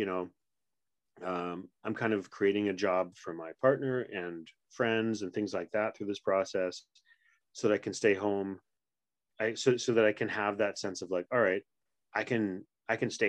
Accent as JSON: {"language": "English", "region": "Quebec", "country": "Canada", "tie": "born or raised there", "first_language": "English", "moved": "yes", "said": "I grew up in sort of backwoods kind of Quebec"}